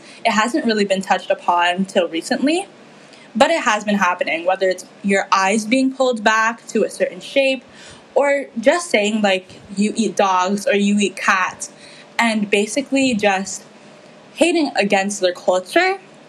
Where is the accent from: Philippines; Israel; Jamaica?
Philippines; Like, as a Filipino woman, we're not really shown in the media accurately.